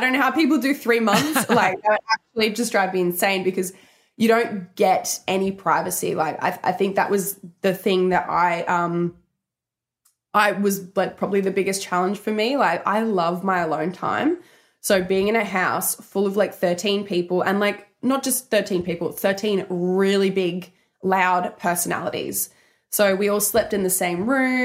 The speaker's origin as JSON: {"language": "English", "town": "Brisbane", "region": "Queensland", "country": "Australia", "tie": "born or raised there", "said": "I come from Australia. I grew up, like, you know, with chickens and geese in my backyard"}